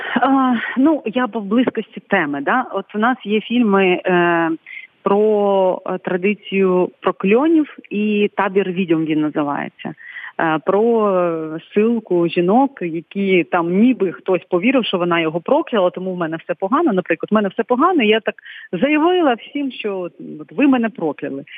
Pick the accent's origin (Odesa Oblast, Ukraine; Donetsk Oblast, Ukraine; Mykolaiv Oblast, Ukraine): Odesa Oblast, Ukraine; Krynychne; я звідси родом з я з Криничного, з Болградського району.